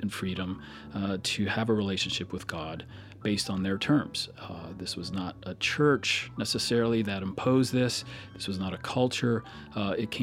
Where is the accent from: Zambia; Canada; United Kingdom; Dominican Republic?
Canada; Alberta; moved away; I grew up in Alberta, Canada